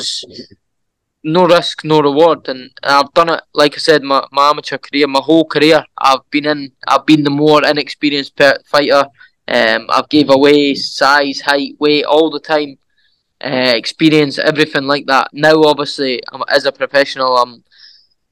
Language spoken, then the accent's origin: English; Edinburgh, Scotland, United Kingdom; my hometown, Edinburgh